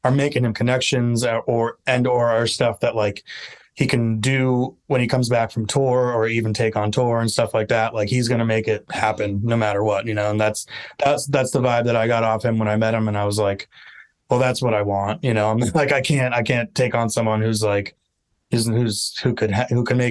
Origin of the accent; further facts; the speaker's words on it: Long Island, New York, United States; I'm from Long Island